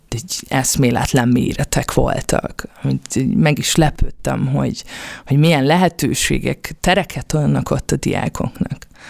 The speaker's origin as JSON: {"language": "Hungarian", "region": "Budapest", "country": "Hungary", "tie": "born or raised there", "also_born_or_lived": "Kaposvár / Pécs", "said": "én Budapesten születtem, budapesti vagyok"}